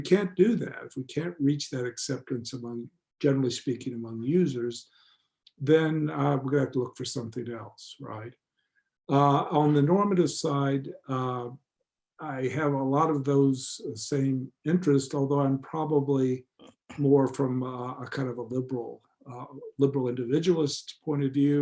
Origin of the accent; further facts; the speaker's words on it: United States; I grew up in the United States.